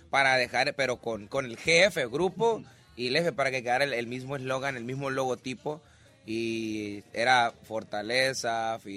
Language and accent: Spanish; Nayarit, Mexico; Yo soy de Nayarit.